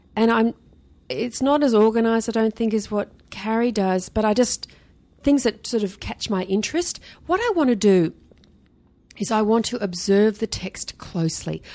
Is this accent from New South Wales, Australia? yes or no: yes; Sydney, New South Wales, Australia; I grew up in Sydney